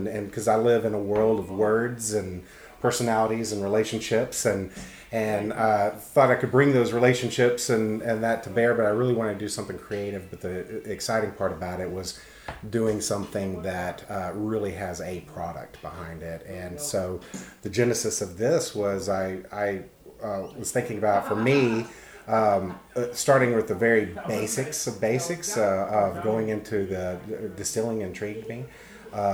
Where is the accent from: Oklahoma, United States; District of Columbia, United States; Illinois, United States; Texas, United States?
Texas, United States; Arlington; now in Austin, United States; I'm originally from North Texas, Arlington, Texas, but I've been in Austin since the early 90s.